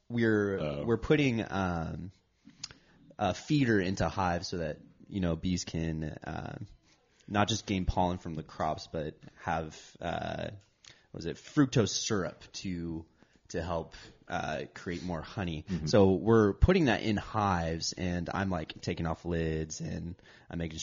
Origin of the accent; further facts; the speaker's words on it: Shafter, California, United States; I grew up in the Central Valley